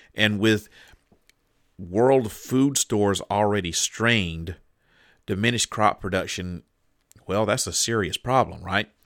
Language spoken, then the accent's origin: English; Deep South, United States; moved away; now I'm from the Deep South. And when, when I was growing up, there was a lot of kudzu in my neck of the woods.